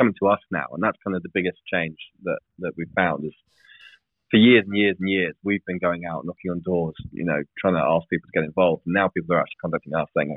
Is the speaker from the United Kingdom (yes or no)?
yes; England, United Kingdom; I'm an Englishman